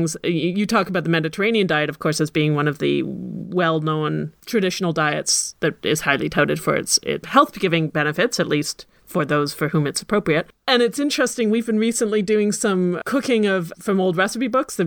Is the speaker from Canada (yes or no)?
yes; Ottawa, Ontario, Canada; I grew up at the same time in Ottawa